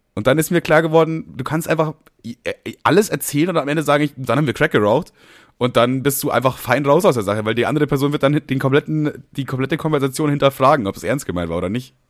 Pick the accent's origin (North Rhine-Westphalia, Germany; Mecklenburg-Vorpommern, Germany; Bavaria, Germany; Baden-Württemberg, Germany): Bavaria, Germany; Nuremberg; ich bin ja in Bayern groß geworden, in Nürnberg